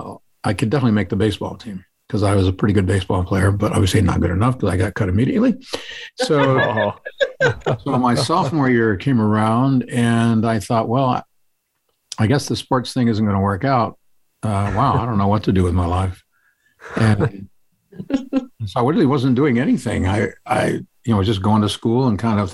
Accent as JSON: {"language": "English", "town": "Washington", "region": "District of Columbia", "country": "United States", "tie": "born or raised there", "also_born_or_lived": "Connecticut", "said": "I was born in Connecticut and raised in the Washington D.C. area, and we went overseas a couple of times with my dad's work."}